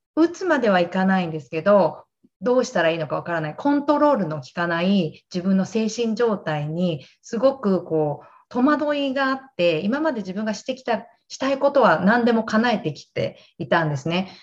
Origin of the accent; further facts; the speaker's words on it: Gunma, Japan; moved away as an adult; now in Maryland, United States; 私は群馬県出身で、今はアメリカの東海岸、えワシントン DC の郊外、メリーランドっていうところに住んでいます。